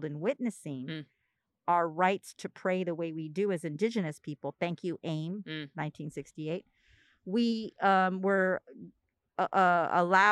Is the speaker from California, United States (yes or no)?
yes; San Pedro, California, United States; also born or lived in San Diego; I was born in San Diego, but raised in Pedro. Well, San Pedro, but we call it Pedro